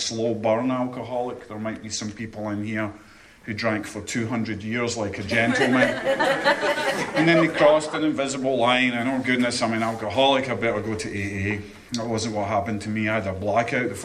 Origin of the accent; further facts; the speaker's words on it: Scotland, United Kingdom; now in Chesapeake, United States; I'm from Scotland